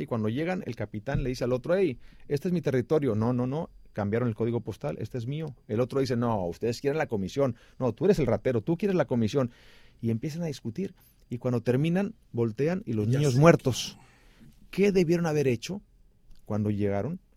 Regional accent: Xicoténcatl, Tamaulipas, Mexico; moved away as an adult; also born or lived in Ciudad Mante, Tamaulipas / Mexico City / Miami / Los Angeles; yo nací en Ciudad Mante, Tamaulipas, crecí en Jicotenca, el Tamaulipas

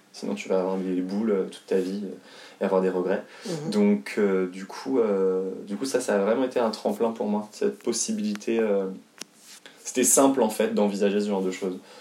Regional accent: Haute-Savoie, Auvergne-Rhône-Alpes, France; also born or lived in Paris; je suis né à Paris, mais euh, deux, quand j'avais deux ans, je suis né euh, en 92, et quand j'avais deux ans, mes parents donc, ont déménagé en Haute-Savoie

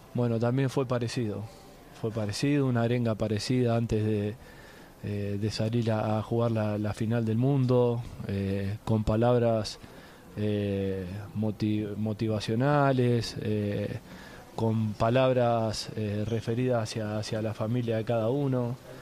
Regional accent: Argentina; argentino agradecido

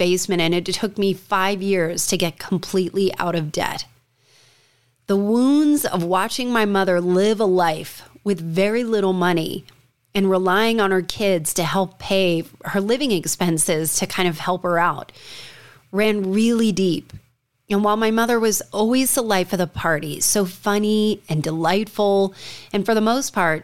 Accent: Watchung, New Jersey, United States; We grew up in New Jersey in a small town, called Watchung, New Jersey

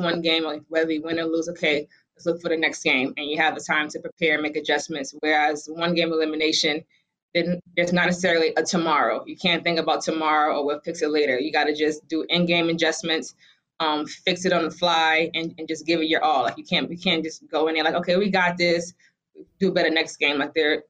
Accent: Boston, Massachusetts, United States; I'm from Boston

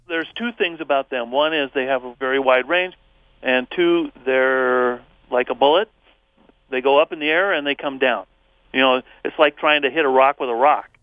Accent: Gary, Indiana, United States; I grew up in the 50s in Gary, Indiana

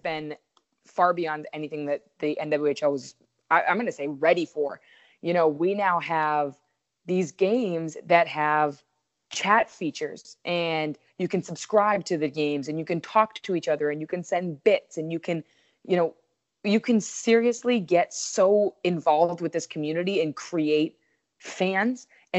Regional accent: Connecticut, United States; I love the Connecticut Sun because I'm from Connecticut.

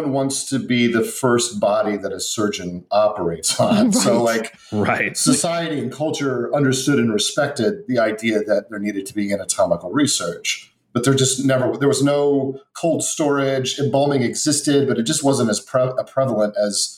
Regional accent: Muncie, Indiana, United States; I grew up in Muncie

